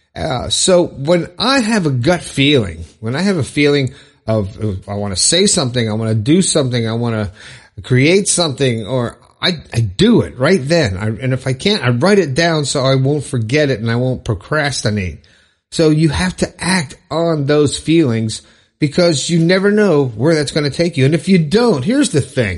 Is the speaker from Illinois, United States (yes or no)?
no; Broward County, Florida, United States; I'm from Florida. I'm from Broward County